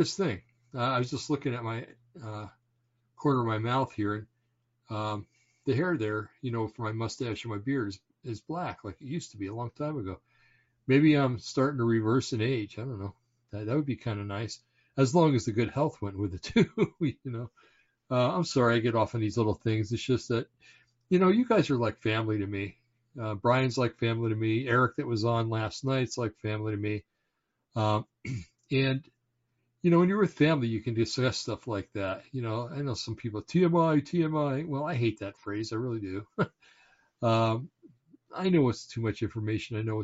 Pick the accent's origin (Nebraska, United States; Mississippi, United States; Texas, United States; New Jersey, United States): New Jersey, United States; Bergen County; I was born in Bergen County, New Jersey, and it's kind of like the home base for the mafia.